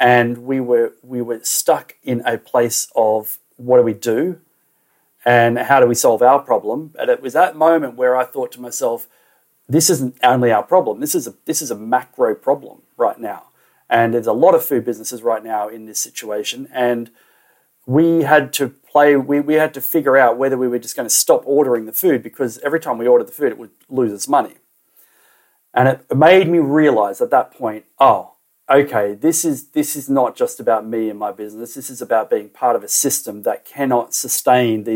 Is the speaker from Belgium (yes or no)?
no; Australia; moved away as an adult; also born or lived in Waiheke Island, New Zealand; I grew up in Australia